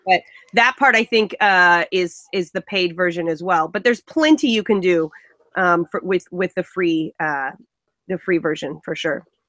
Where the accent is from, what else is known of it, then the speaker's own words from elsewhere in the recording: Central California, United States; I am from Central California.